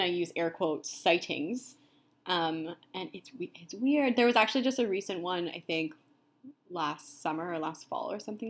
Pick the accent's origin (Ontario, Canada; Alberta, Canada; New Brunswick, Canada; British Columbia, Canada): Ontario, Canada; now in Vancouver, Canada; I'm also from Ontario. Erin and I grew up together in a small, sweet town.